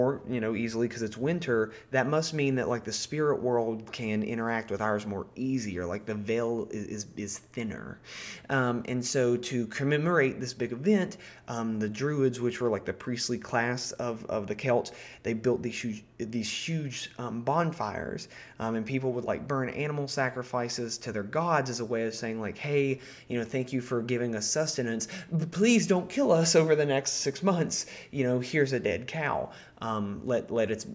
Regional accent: Appalachia, United States; because I'm from Appalachia, and that's like a big part of this region in the U.S.

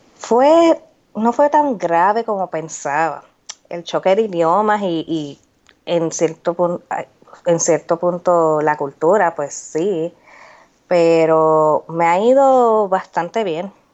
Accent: Puerto Rico; moved away as an adult; now in Indiana, United States; Yo soy de Puerto Rico, pero hace más de cinco años Vivo en Indiana, Estados Unidos.

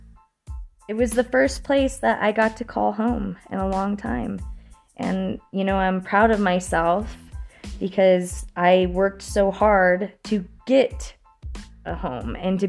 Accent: Florence, United States; I'm officially one of the last grandkids to be in my hometown of Florence.

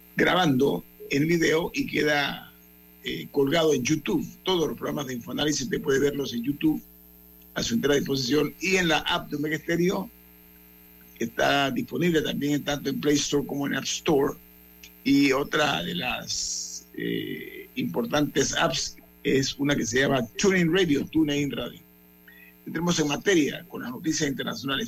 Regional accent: Panama; nosotros tenemos un compromiso moral como panameños

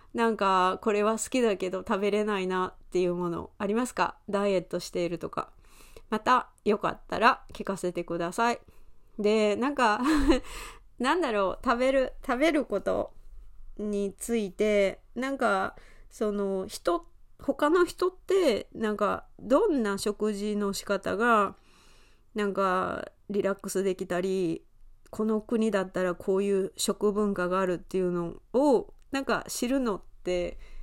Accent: Osaka, Japan; accent: Osaka-ben; also born or lived in United Kingdom; 大阪出身なので大阪弁についてレッスンをしたりしています

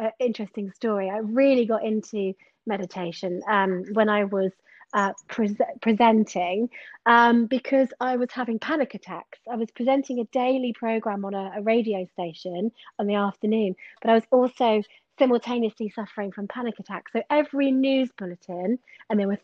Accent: Exmoor, Somerset, South West England, United Kingdom; now in Bath, United Kingdom; I'm originally from Somerset. I grew up on Exmoor and I've lived in Bath for around 12 years now.

